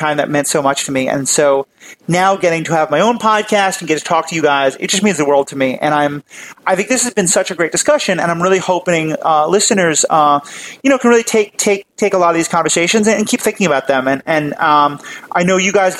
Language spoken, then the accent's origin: English; New York City, New York, United States; moved away as an adult; now in Midwest, United States; I grew up in New York City most of my life. I have moved out to the Midwest recently